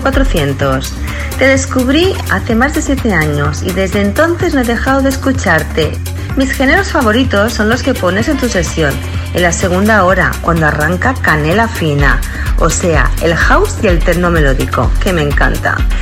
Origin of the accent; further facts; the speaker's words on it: Barcelona, Catalonia, Spain; soy de Barcelona.